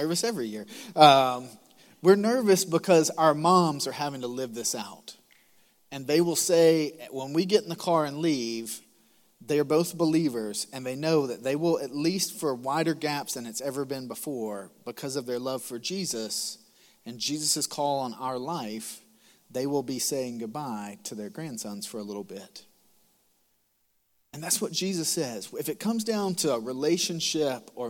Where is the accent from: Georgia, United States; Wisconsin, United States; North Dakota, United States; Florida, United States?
Georgia, United States; Macon; moved away as an adult; now in South Carolina, United States; I'm from Macon, Georgia. I'm proud to be from Macon, Georgia.